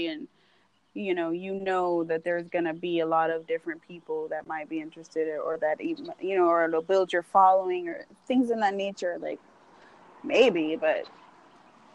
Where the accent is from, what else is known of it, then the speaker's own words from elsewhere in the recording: San Antonio, Texas, United States; I'm from San Antonio